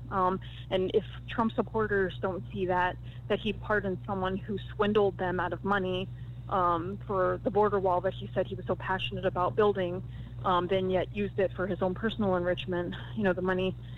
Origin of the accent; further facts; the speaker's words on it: Florida, United States; my home state of Florida